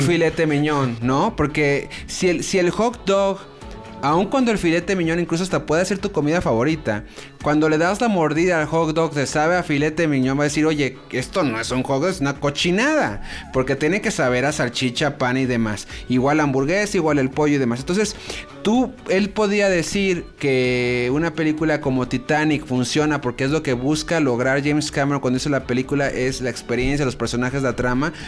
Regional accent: Mexico; soy mexicano

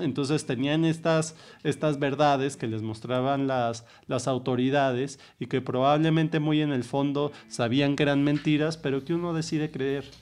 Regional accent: Mexico City, Mexico; yo nací ya en la Ciudad de México

